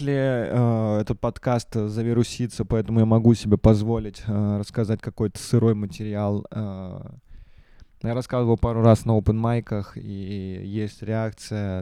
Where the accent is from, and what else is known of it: Russia